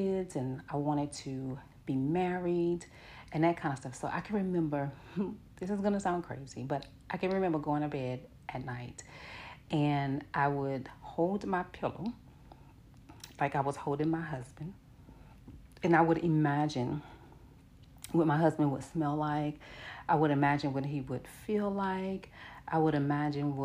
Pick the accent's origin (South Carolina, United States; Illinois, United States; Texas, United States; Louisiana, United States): Louisiana, United States; New Orleans; I'm from New Orleans and I'm from the Florida Projects